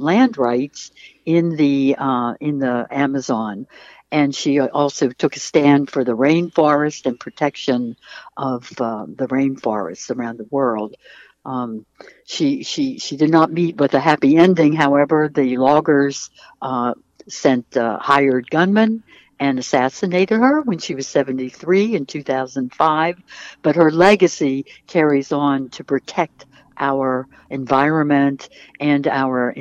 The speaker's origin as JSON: {"language": "English", "region": "Pennsylvania", "country": "United States", "tie": "born or raised there", "said": "I grew up in Pennsylvania."}